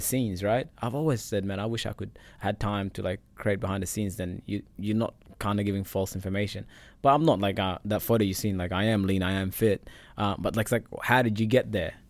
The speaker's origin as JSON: {"language": "English", "town": "Perth", "region": "Western Australia", "country": "Australia", "also_born_or_lived": "Egypt", "second_language": "English", "moved": "as an adult", "lives_now": "Richmond, Australia", "said": "I came from Perth, so I'm just a boy living in Richmond."}